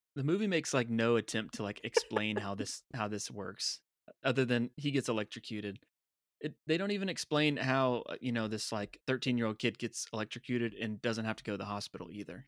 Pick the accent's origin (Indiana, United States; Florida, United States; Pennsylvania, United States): Florida, United States; Tampa; being from Tampa